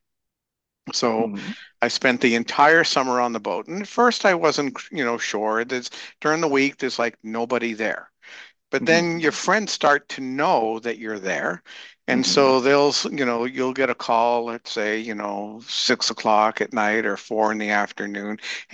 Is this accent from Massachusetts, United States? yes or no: yes; Massachusetts, United States; moved away as an adult; also born or lived in Michigan / Rhode Island / Florida; I was in Massachusetts and I grew up in Massachusetts and ended up in Michigan, and then ended up back in Massachusetts